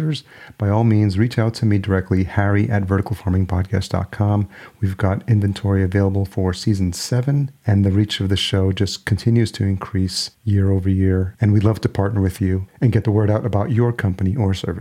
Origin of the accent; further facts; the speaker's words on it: Yonkers, New York, United States; moved away as an adult; also born or lived in Los Angeles; now in Minneapolis, United States; I grew up in Yonkers, New York, just outside New York City